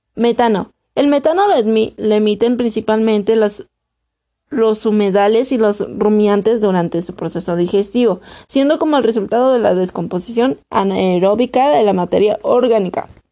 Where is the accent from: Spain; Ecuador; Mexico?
Mexico; actualmente en mi país tenemos escasez de agua, México